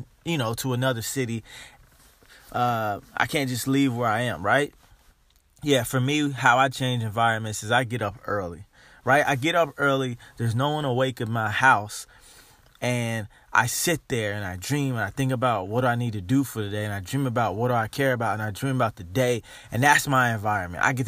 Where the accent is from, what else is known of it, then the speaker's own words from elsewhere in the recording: Dayton, Ohio, United States; Growing up in Dayton, Ohio